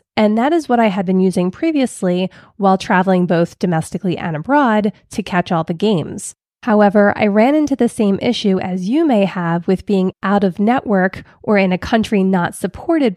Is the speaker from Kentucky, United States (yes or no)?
no; Philadelphia, Pennsylvania, United States; I grew up in Philly, which automatically makes me a huge Philadelphia Eagles fan.